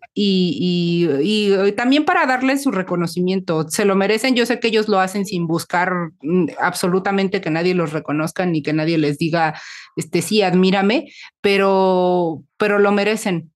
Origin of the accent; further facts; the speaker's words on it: Mexico City, Mexico; las dos somos mexicanas y somos como de la Ciudad de México